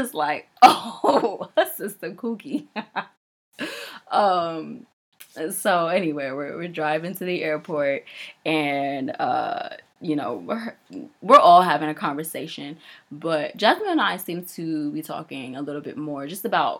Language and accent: English; New York, United States; I'm from New York.